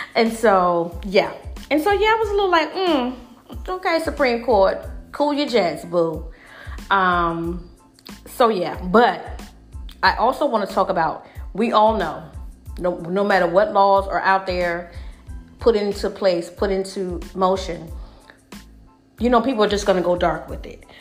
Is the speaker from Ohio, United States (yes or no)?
no; Alabama, United States; I grew up in Alabama